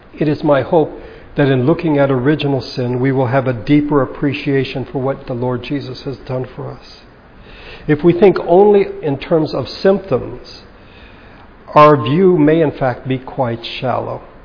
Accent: Baguio, Cordillera Administrative Region, Philippines; a Bible study in my hometown in Baguio

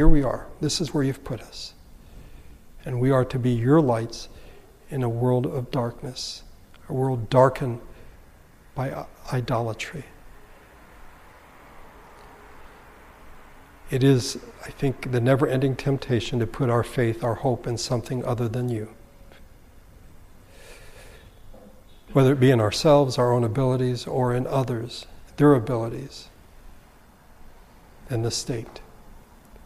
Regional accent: United States; we are Americans

